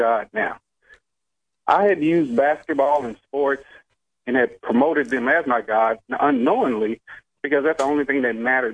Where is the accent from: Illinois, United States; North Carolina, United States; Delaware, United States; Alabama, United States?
Alabama, United States; I'm from Alabama